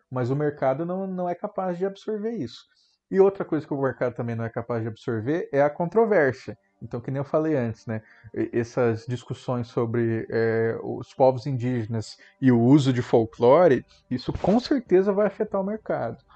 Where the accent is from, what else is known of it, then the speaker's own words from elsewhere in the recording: Mato Grosso do Sul, Brazil; Eu coloco a minha terra, Mato Grosso do Sul